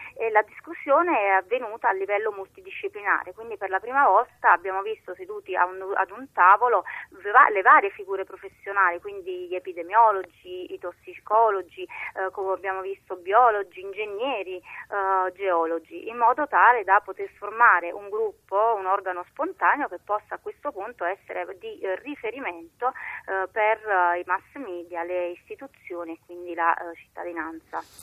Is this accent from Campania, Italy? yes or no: yes; Naples, Campania, Italy; da napoletana